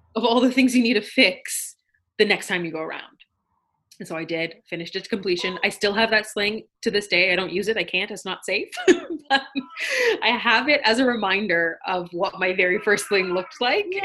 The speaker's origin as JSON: {"language": "English", "country": "Canada", "tie": "born or raised there", "said": "we're both Canadian born and super, super proud to be Canadian born"}